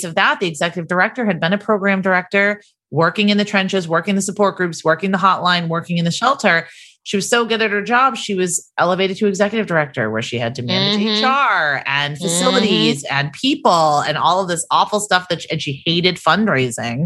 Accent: Massachusetts, United States; moved away as an adult; also born or lived in Virginia; When we moved to Virginia, we're from Massachusetts right after we got married

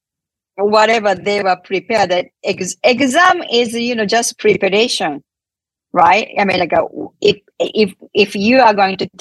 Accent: Japan; English is a second language; moved away as an adult; now in United States; I came to this country 31 years ago from Japan, I couldn't speak English this much.

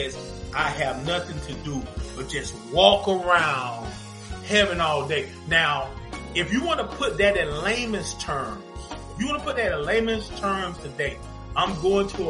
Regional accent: Zebulon, North Carolina, United States; now in Atlanta, United States; we're from North Carolina, Zebulon, North Carolina, to be exact, the zoo, Z-Town, all that good stuff. And we grew up listening to gospel music

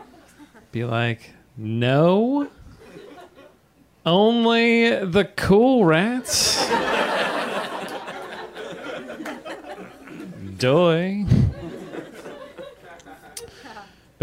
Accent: California, United States; moved away as an adult; also born or lived in New York City; I'm from California originally, but about 5 years ago, I moved to New York City

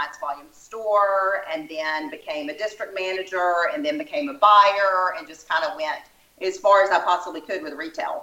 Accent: Alabama, United States; accent: little country accent; now in Austin, United States; I'm in Texas now, but I was born in Alabama, so you're probably hearing that little country accent.

